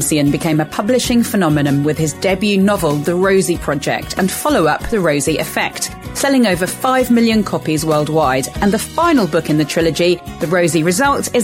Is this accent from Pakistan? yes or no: no; Spain; I grew up in Spain